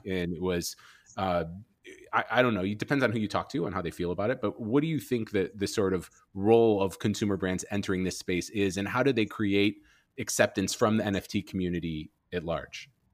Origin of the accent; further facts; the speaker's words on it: Chicago, Illinois, United States; moved away; I'm from Chicago originally